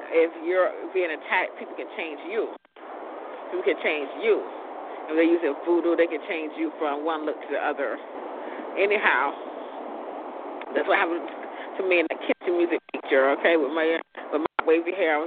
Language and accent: English; Lawtey, Florida, United States; We come from Lachi, Florida, speed trap capital of the world